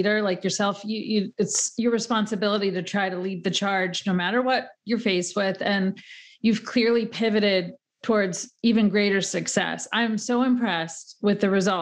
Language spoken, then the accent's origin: English; Pennsylvania, United States; now in New York metro area, United States; I grew up in Pennsylvania in a small town